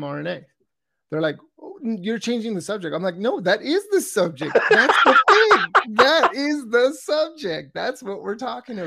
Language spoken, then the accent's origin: English; California, United States; I grew up in California